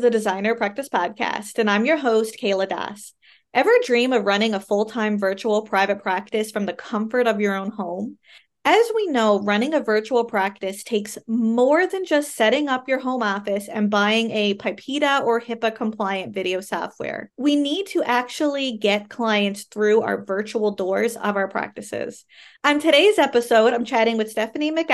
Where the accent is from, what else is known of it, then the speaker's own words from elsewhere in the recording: Canada; I am a Canadian social worker